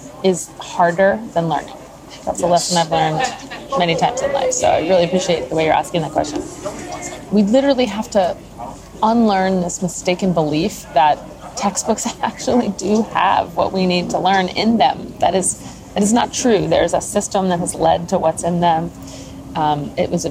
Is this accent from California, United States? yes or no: no; New Jersey, United States; also born or lived in New York City; I grew up in New Jersey, where they moved, and went to school in New York City